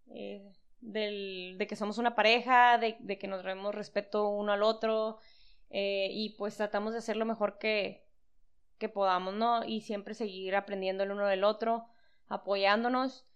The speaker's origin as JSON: {"language": "Spanish", "town": "San Luis Río Colorado", "region": "Sonora", "country": "Mexico", "said": "somos de Sonora"}